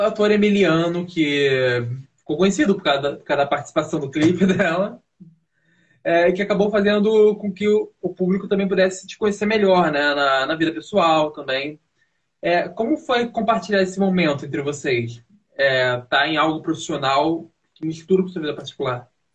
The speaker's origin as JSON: {"language": "Portuguese", "region": "Rio de Janeiro", "country": "Brazil", "moved": "yes", "lives_now": "São Paulo, Brazil", "said": "eu sou do Rio de Janeiro"}